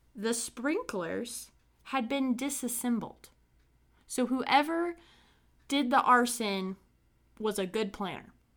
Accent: Brown County, Indiana, United States; I'm from a small town called Brown County in Indiana

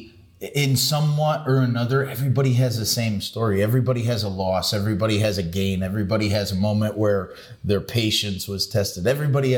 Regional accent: Sterling Heights, Michigan, United States; I grew up in Sterling Heights.

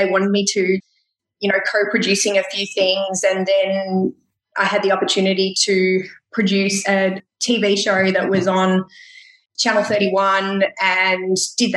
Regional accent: Gippsland, Victoria, Australia; we grew up in Gippsland.

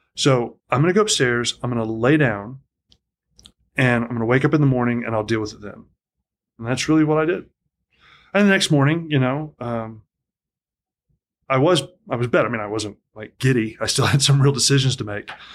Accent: Atlanta, Georgia, United States; moved away as an adult; also born or lived in Tennessee; a lot of my growing up period was split between, um, largely Atlanta, Georgia, and then my dad was in the military, so wherever, wherever dad was, I would

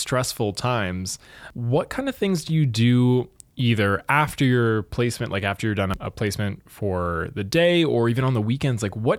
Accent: Thunder Bay, Ontario, Canada; So I was born and raised in Thunder Bay

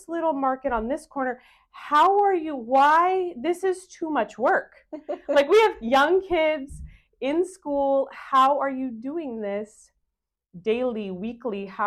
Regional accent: Northern California, United States; we're both actually from Northern California, different parts, but from Northern California

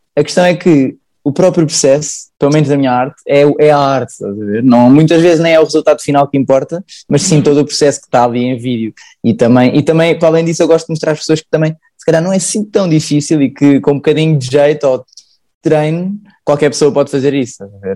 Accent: Sintra, Lisbon, Portugal; sou de Sintra

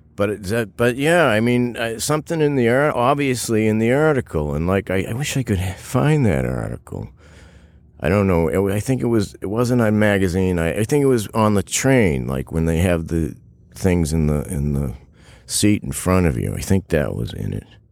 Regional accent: Massachusetts, United States; moved away as an adult; also born or lived in New York City / Los Angeles; I'm from Massachusetts, but I lived in New York City in, like, mid-eighties to early ninety

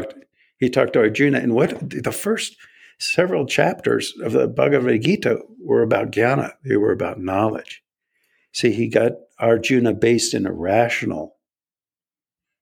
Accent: United States; I was born in America.

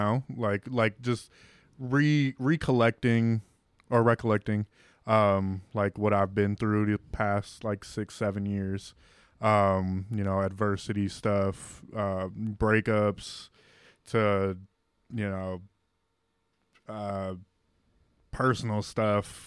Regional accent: Elyria, Ohio, United States; moved away as an adult; also born or lived in Puerto Rico / Lorain, Ohio; now in Pittsburgh, United States; Lorain, Ohio when I was 3 months, and then when I was 4 I moved to Elyria

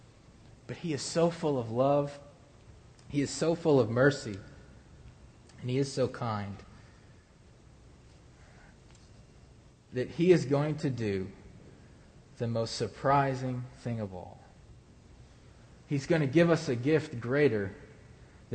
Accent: Ohio, United States; moved away; I come from Ohio

